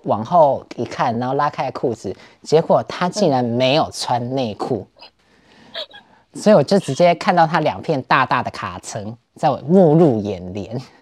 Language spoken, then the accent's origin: Chinese; Taiwan; moved away as an adult; now in Berlin, Germany; 我们台湾人